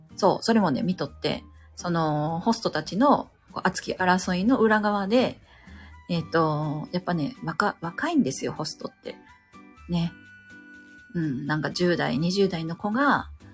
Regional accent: Kansai, Japan; 関西 人やから、関西弁っていうのを聞くと、なんかね、楽しい

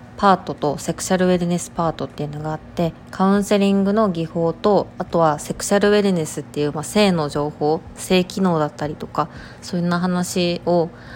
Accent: Kansai, Japan; accent: Kansai dialect; 私がすごく関西弁

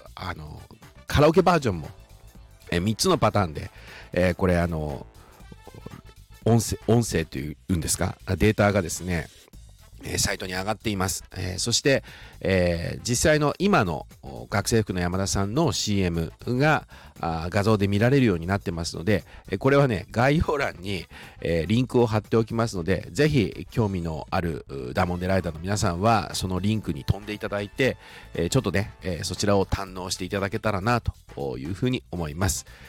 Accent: Shizuoka, Japan; born or raised there

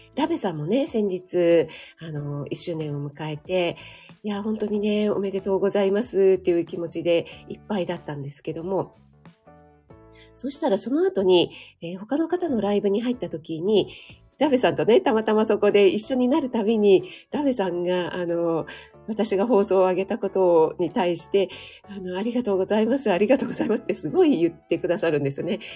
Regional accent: Kanagawa, Japan; moved away; 神奈川出身

